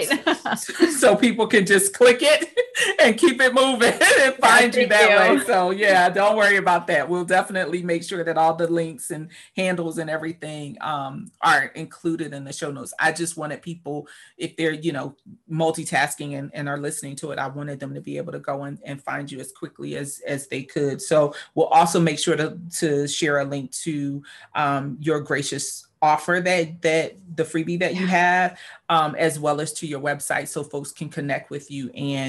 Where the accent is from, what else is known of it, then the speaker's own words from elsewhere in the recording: Northeast, United States; Now, we're from the East Coast, from the Northeast